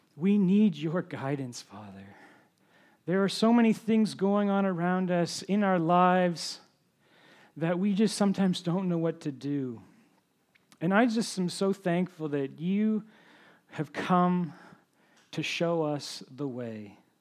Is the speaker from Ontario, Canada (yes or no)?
yes; Ontario, Canada; moved away as an adult; also born or lived in New Brunswick; I'm from Ontario originally